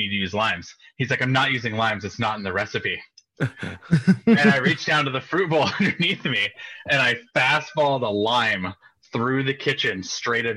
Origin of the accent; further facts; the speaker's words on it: West Coast, United States; I'm from the West Coast